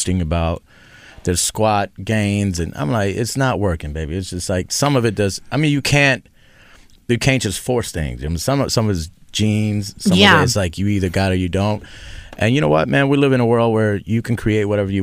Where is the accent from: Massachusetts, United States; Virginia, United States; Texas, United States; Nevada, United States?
Texas, United States; I'm from Texas. My mother's Venezuelan, father's Argentinian, so I'm Latino.